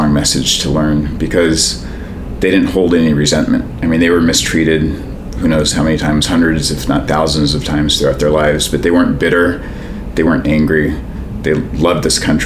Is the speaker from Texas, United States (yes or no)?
no; Oakland, California, United States; I grew up here in Oakland